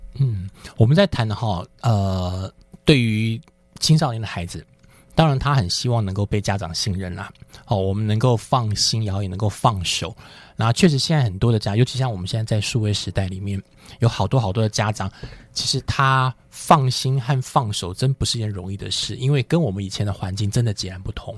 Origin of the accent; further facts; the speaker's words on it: Taichung, Taiwan; moved away as an adult; also born or lived in Taipei; 在念大学的时候，我也是离家，从台中就直接到台北